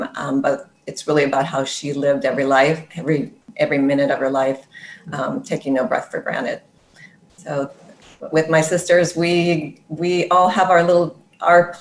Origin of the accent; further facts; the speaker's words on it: Sonoma County, California, United States; I grew up in Sonoma County